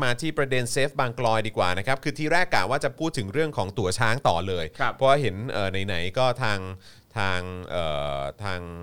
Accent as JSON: {"language": "Thai", "region": "Nakhon Ratchasima", "country": "Thailand", "said": "ผมเป็นคนโคราช"}